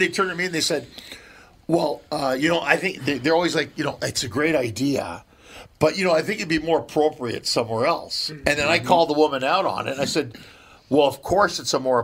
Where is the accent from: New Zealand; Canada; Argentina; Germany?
Canada; now in Los Angeles, United States; coming from Canada